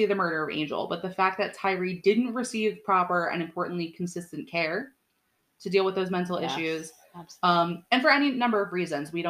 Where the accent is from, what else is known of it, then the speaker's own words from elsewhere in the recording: Long Island, New York, United States; I'm from Long Island.